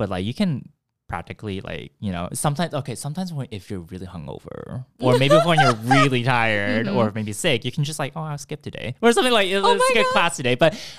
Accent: Bay Area, California, United States; moved away as an adult; now in Boston, United States; I grew up in the West Coast in California, around the Bay Area.

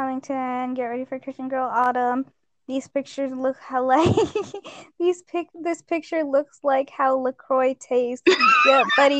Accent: Minnesota, United States; Minnesota has no history. We're boring like

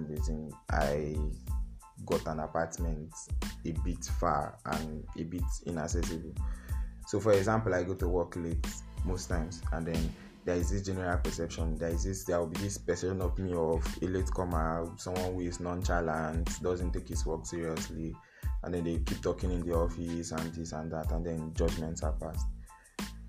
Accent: Niger Delta, Rivers State, Nigeria; you are from the south, you are from River State

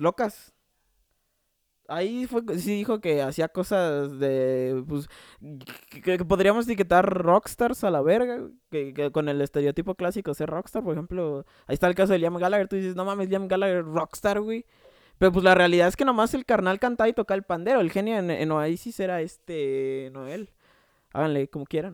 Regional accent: Mexico City, Mexico; yo soy de Coyoacán

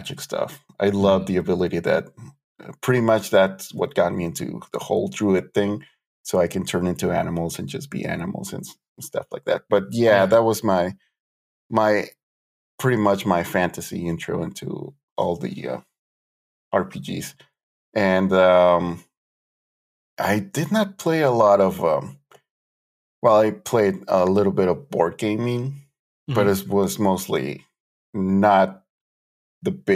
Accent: Mexico; moved away as an adult; now in Arizona, United States; I grew up close to the border

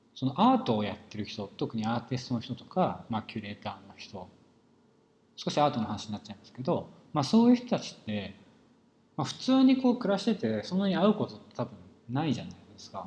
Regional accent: rural Saitama, Japan; 僕は埼玉の田舎で育っですけど

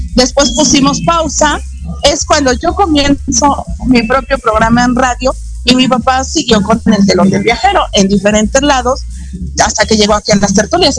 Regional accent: Mexico; nos identifica como mexicanos

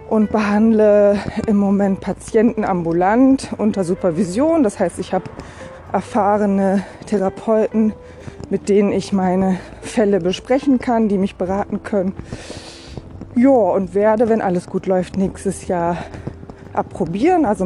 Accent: Berlin, Germany; born there; Ich äh, lebe in Rheinland-Pfalz, bin aber gebürtige Berlinerin

